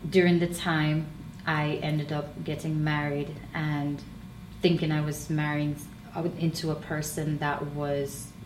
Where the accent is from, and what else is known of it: Jamaica; moved away as an adult; now in United States